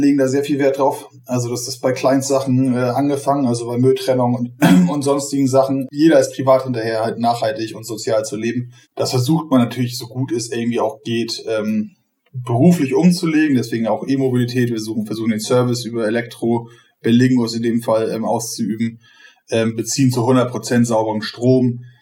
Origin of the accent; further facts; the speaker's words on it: Bordesholm, Schleswig-Holstein, Germany; Also ich komme aus Bordesholm, das ist mit allen Dörfern rum 10.000 Einwohner